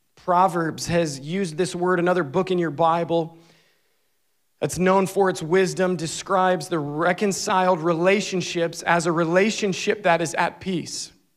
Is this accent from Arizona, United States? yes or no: no; Scranton, Pennsylvania, United States; moved away; I grew up right outside of Scranton, Pennsylvania